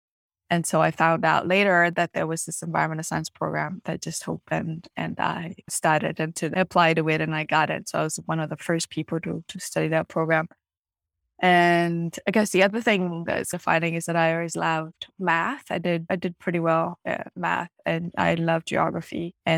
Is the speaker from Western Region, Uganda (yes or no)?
no; Kampala, Central Region, Uganda; And so I grew up in Uganda and in Kampala, in a place called Makini, like slightly right outside the capital.